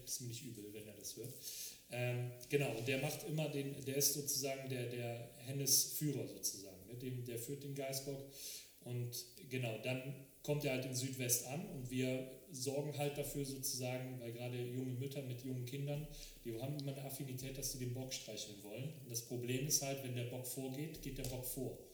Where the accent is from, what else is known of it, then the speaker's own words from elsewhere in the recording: Frechen, North Rhine-Westphalia, Germany; weil ich in, ähm, in Frechen geboren worden bin